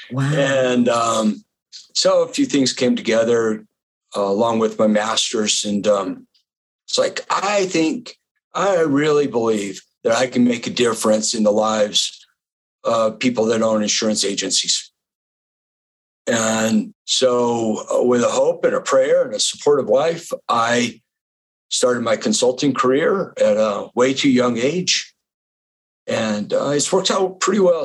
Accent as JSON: {"language": "English", "region": "the West", "country": "United States", "tie": "born or raised there", "also_born_or_lived": "Florida", "said": "I grew up in the West"}